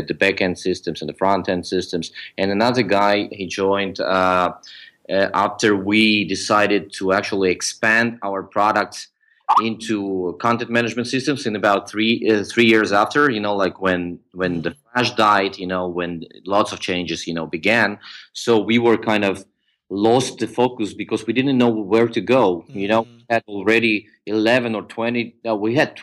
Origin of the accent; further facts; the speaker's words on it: Ukraine; also born or lived in Georgia; I grew up in the Ukraine